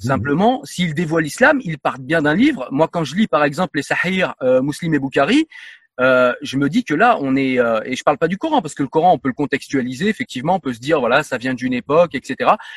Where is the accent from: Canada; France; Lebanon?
France; en tant que Français